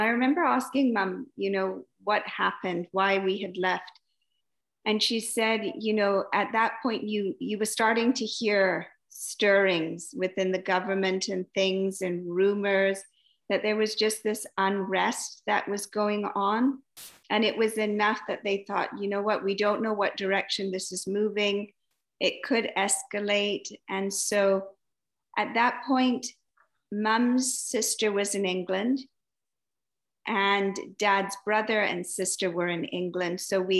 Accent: Entebbe, Central Region, Uganda; born there; I was born in Entebbe.

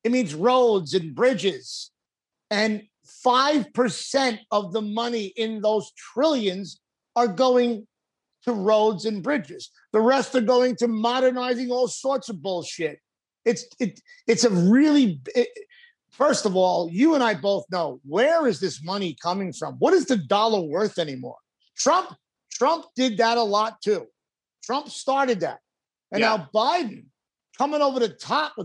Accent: Long Island, New York, United States; moved away as an adult; I grew up in Long Island. I lived in Long Island for many years until I was in my 30s.

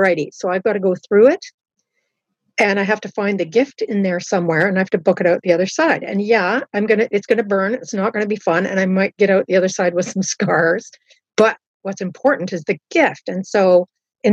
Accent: Southern Ontario and Halifax, Canada; I had a lot of Christian influence growing up in Southern Ontario and in Halifax

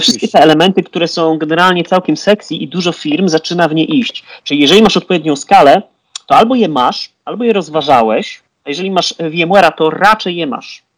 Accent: Poland; Jesteśmy Polakami

